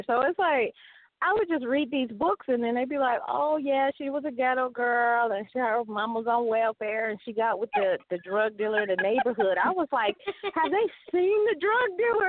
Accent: Detroit, Michigan, United States; I was a ghetto girl because I grew up in Detroit.

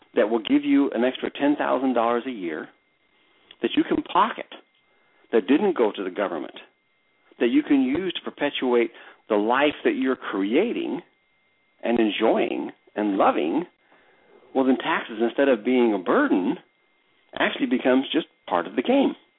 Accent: United States; being an American

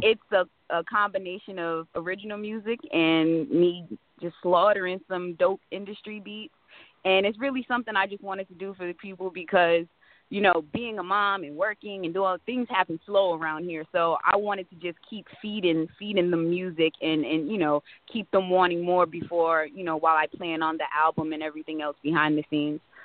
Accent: Providence, Rhode Island, United States; now in Fayetteville, United States; I was raised um for the majority of my life in Providence, Rhode Island

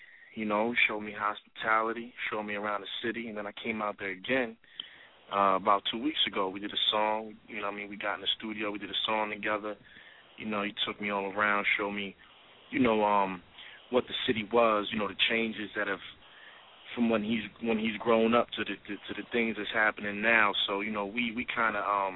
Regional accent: New Jersey, United States; I'm from the South Side of Jersey

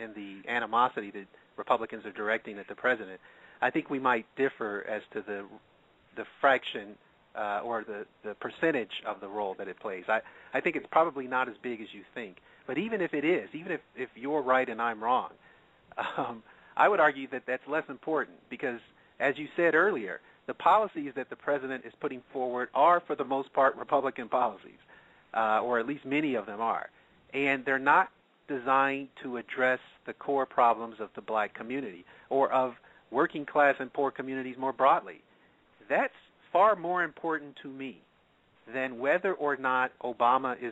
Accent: California, United States; moved away; also born or lived in Michigan; I'm actually from California originally

